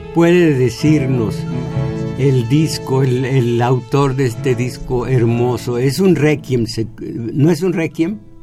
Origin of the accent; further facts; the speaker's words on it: Mexico; en nosotros como mexicanos, que mal nos aceptamos mestizos